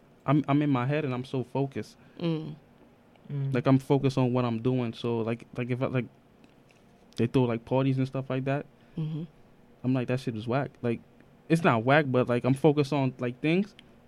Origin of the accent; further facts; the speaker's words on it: New York City, New York, United States; I grew up in East Flatbush.